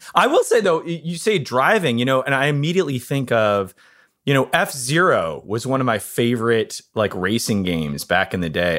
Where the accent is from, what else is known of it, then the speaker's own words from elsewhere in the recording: Ann Arbor, Michigan, United States; I'm from Michigan, and in Ann Arbor, Michigan, where I'm from